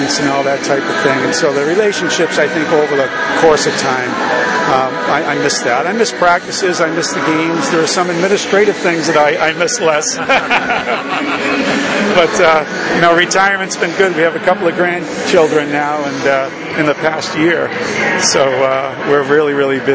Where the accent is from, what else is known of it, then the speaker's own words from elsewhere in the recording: Saugus, Massachusetts, United States; moved away; also born or lived in Dartmouth College, New Hampshire; I grew up in the area. I grew up in Saugus